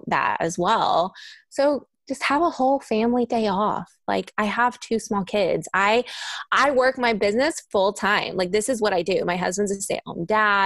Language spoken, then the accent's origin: English; Kentucky, United States; moved away; I'm from Kentucky originally. Sometimes my accent comes out